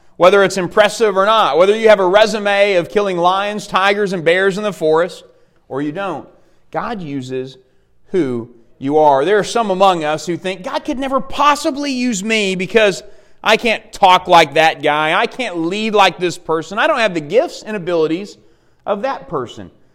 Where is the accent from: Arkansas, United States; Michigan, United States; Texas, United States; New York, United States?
Arkansas, United States; Dardanelle; I grew up in Dardanelle, Arkansas. It just really, really helps me being a boy from Yale County.